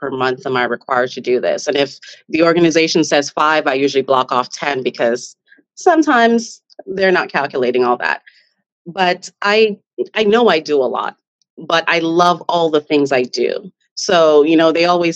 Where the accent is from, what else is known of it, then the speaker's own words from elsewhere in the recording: Jamaica; now in Canada; I'm from Jamaica and we are a proud people